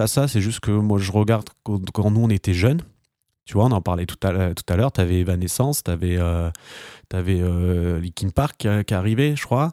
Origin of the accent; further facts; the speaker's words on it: France; en tant que Français